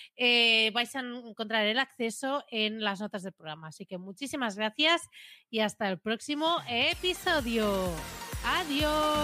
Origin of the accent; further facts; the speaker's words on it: Premià, Catalonia, Spain; mi pueblo, conozco a la gente